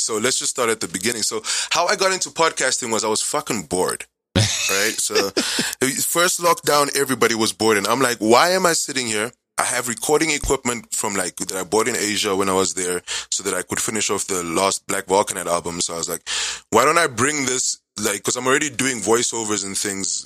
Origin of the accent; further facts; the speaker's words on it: Namibia; also born or lived in South Africa / China; born and raised, Namibia's home.